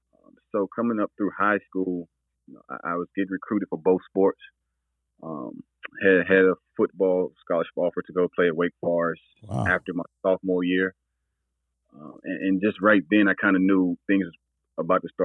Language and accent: English; Burlington, North Carolina, United States; I'm from Burlington, North Carolina